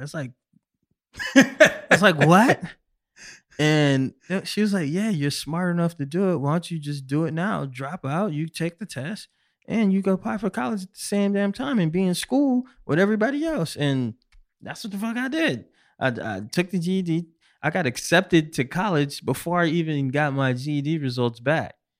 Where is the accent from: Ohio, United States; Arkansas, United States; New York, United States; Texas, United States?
New York, United States; Syracuse; now in New York City, United States; I'm originally from Syracuse, New York